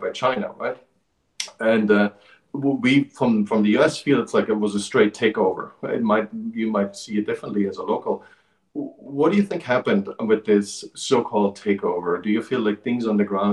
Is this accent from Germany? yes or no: yes; East Germany, Germany; moved away; when we were growing up as children. In Eastern Germany